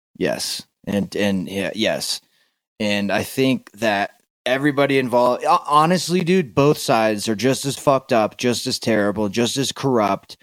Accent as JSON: {"language": "English", "region": "Florida", "country": "United States", "tie": "born or raised there", "also_born_or_lived": "Tennessee", "said": "I grew up in Florida and I split my time between Florida and Tennessee"}